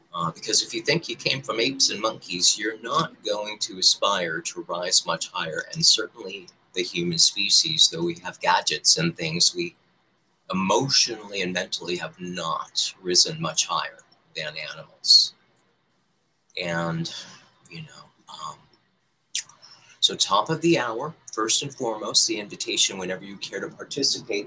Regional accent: Detroit, Michigan, United States; I was born in the Holy Land of Detroit, Michigan

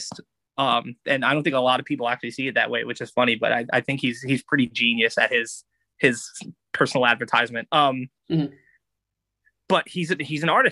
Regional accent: New York, United States; growing up in New York

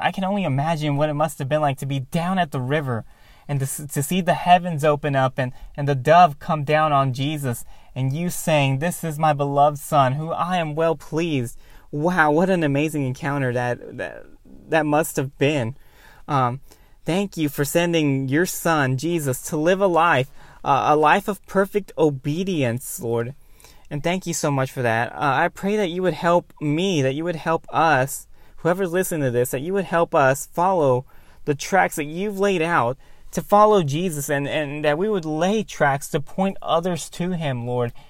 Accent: Cleveland, Ohio, United States; I still live in Cleveland, my hometown

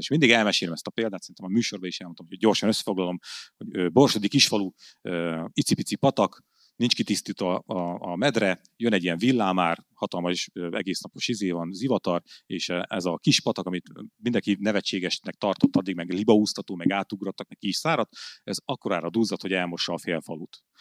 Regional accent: Hungary; én izi büszke magyar vagyok

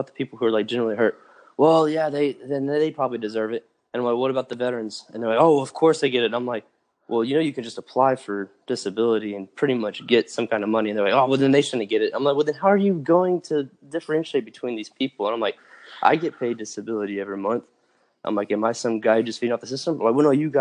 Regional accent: Austin, Texas, United States; also born or lived in Dallas-Fort Worth area, Texas; I grew up in the Austin area

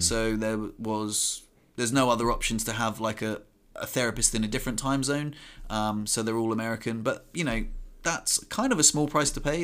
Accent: Southampton, South East England, United Kingdom; I'm from Southampton

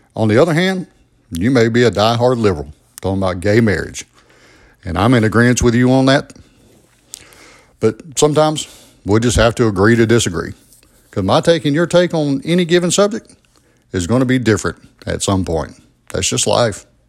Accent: Albany, Georgia, United States; I was born and raised in Albany, Georgia.

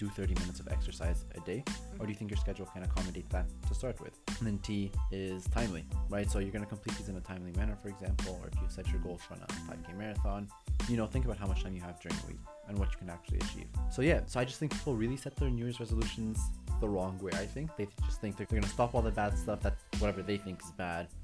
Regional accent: Canada; I'm Canadian

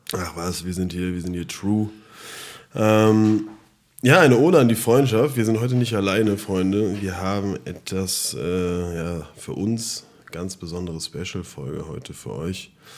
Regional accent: Frankfurt am Main, Hesse, Germany; wir kommen aus Frankfurt

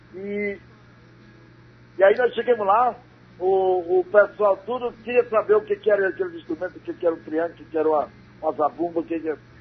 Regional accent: Parnamirim, Pernambuco, Brazil; now in São Paulo, Brazil; eu sou de Parnamiri, Pernambuco

